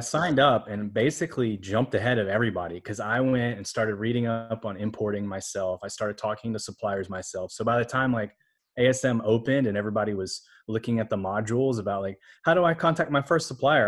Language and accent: English; Alabama, United States; moved away; also born or lived in Orlando, Florida / Taiwan; I was born in Orlando, Florida, grew up in Alabama.